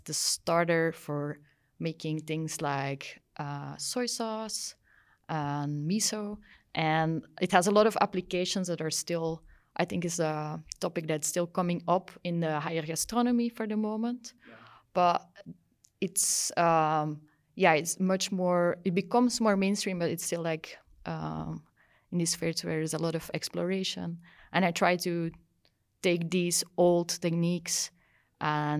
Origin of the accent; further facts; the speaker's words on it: Belgium; also born or lived in Brussels / Wageningen, Netherlands; I'm from Belgium. I live in Brussels